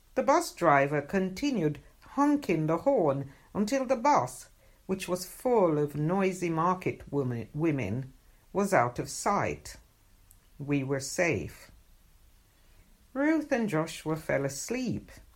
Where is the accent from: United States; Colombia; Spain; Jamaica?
Jamaica; moved away; as a child going, growing up in Jamaica